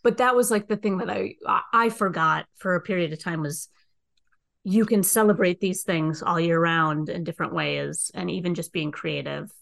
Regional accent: Minnesota, United States; moved away; I'm originally from Minnesota

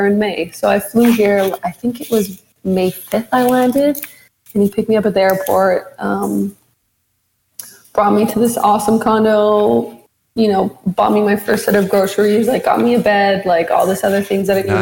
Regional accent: Edmonton, Alberta, Canada; moved away as an adult; now in Toronto, Canada; I'm originally from Edmonton

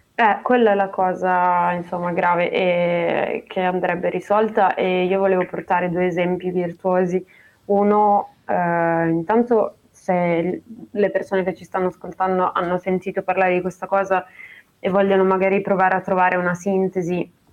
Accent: Treviso, Veneto, Italy; moved away; io sono di Treviso

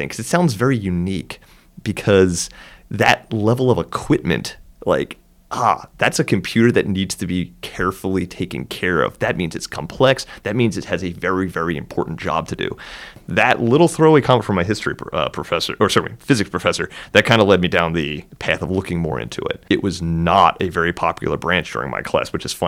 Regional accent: outside of Philadelphia, Pennsylvania, United States; moved away as an adult; I grew up outside of Philly

